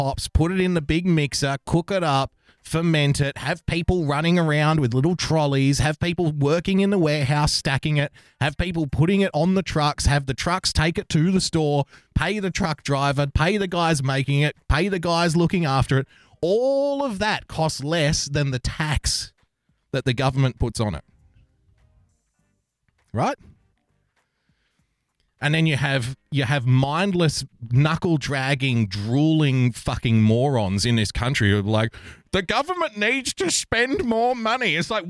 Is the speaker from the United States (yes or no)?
no; Australia; So the greatest thing about being an Australian is also the worst thing.